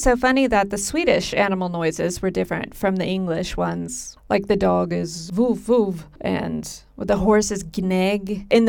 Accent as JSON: {"language": "English", "country": "United States", "moved": "yes", "lives_now": "Sweden", "said": "I remember just as an American being stupidly surprised there were other keyboards in other countries."}